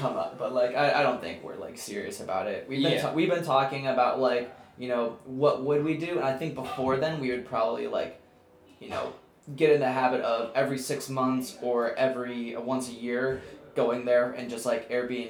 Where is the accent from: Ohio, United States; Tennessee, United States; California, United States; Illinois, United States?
Illinois, United States; Naperville; also born or lived in Chicago; From where we grew up in Naperville.